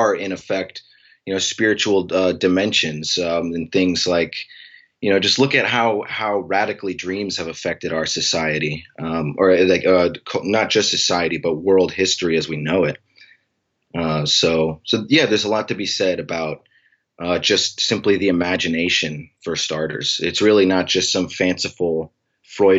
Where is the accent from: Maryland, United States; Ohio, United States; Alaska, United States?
Alaska, United States; Anchorage; I'm from Anchorage, Alaska